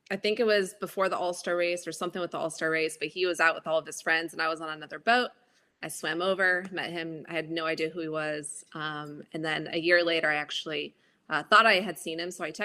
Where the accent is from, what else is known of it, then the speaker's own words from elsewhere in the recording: Honolulu, Hawaii, United States; moved away as an adult; also born or lived in Los Angeles; now in Mooresville, United States; So I grew up in Honolulu, Hawaii